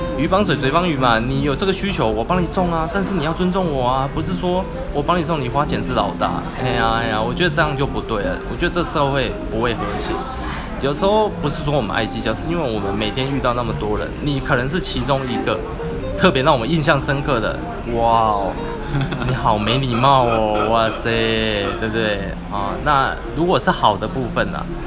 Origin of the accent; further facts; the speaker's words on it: Taiwan; 我们台湾人